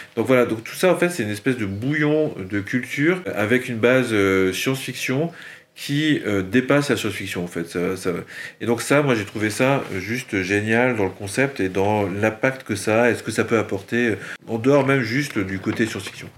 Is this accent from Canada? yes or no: no; a village between Metz and Luxembourg, Grand Est, France; moved away as an adult; also born or lived in Milwaukee, United States; now in Nantes, France; J'ai grandi euh, dans un bled qui s'appelle euh, le Conaker, entre Metz et le Luxembourg